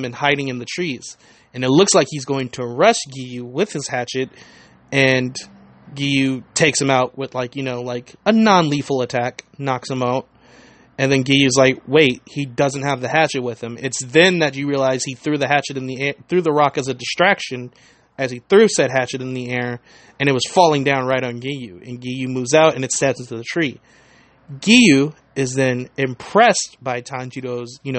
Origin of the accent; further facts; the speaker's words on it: United States; I am very American